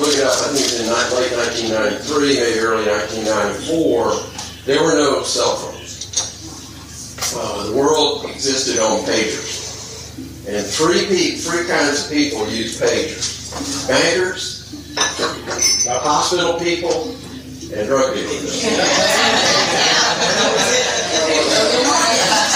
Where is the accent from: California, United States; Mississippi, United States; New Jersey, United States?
Mississippi, United States; moved away as an adult; I grew up in Mississippi, got in a lot of trouble down there